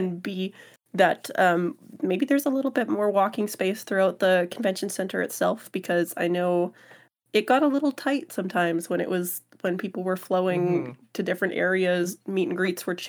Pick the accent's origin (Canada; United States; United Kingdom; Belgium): Canada; but the discount as a Canadian, kind of worth it, in my opinion